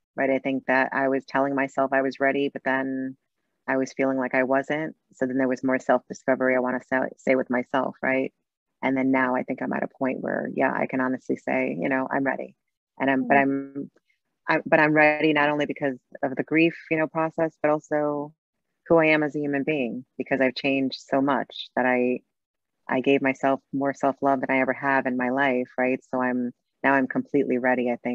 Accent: New York City, New York, United States; I grew up in New York City in Brooklyn, a Latin background

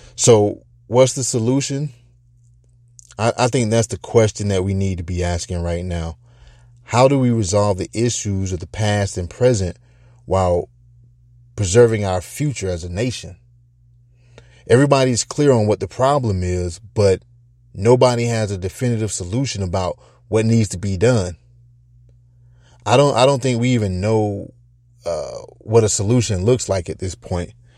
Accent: United States; as an American, or as Americans

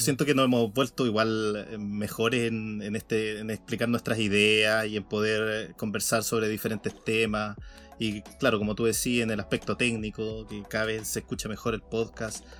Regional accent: Chile; como buen chileno

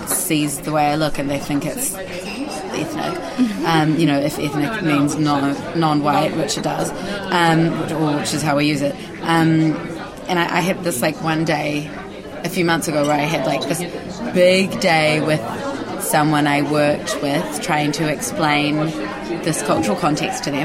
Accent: Hamilton, Waikato, New Zealand; I was born here. I was born in Hamilton.

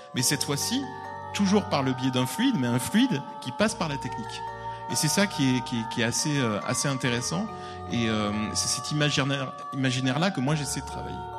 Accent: France; chez nous en France

